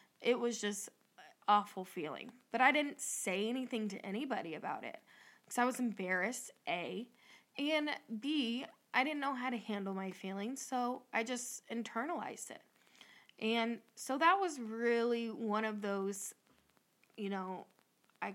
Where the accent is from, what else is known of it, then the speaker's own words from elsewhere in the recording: Northwest Ohio, United States; we're from Northwest Ohio